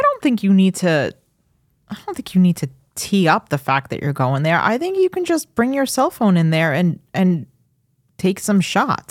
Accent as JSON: {"language": "English", "town": "Farmingdale", "region": "New York", "country": "United States", "tie": "born or raised there", "lives_now": "Suffolk County, United States", "said": "I grew up in Farmingdale"}